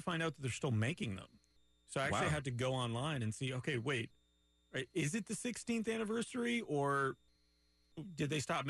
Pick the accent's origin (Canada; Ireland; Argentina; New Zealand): Canada; Montreal, Quebec; now in Winter Park, United States; I'm from Montreal